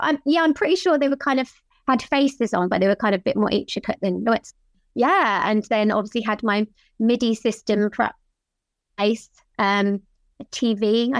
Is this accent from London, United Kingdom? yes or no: no; Worthing, South East England, United Kingdom; now in Hove, United Kingdom; It's just down the coast from where I am now in Hove.